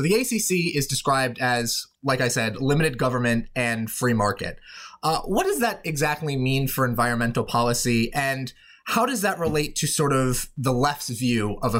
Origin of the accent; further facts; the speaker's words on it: Portland, Oregon, United States; moved away; You're up in Seattle. I'm originally from Portland, Oregon.